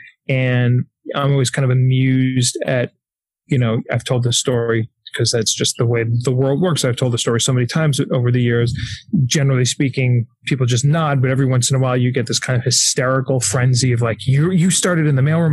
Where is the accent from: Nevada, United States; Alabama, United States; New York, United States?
New York, United States; Syosset; I grew up in Syosset